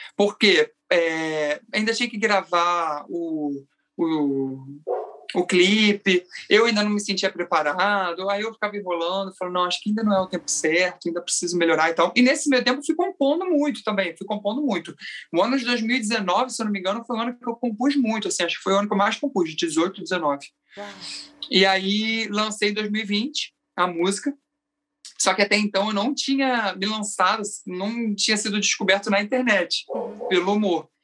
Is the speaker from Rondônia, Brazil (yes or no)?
no; Araruama, Rio de Janeiro, Brazil; eu sou de Araruama, interior do Rio, região dos Lagos do Rio